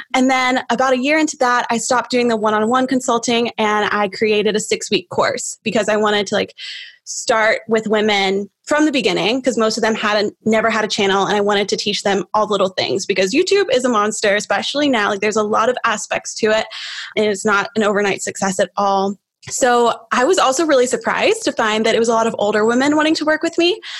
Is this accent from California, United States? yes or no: no; Knoxville, Tennessee, United States; also born or lived in Nashville, Tennessee; my hometown is Knoxville